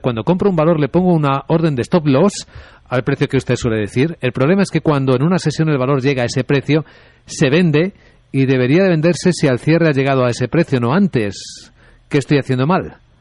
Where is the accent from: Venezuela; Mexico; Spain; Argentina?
Spain; Ávila, Castile and León; moved away; en mi pueblo, en Ávila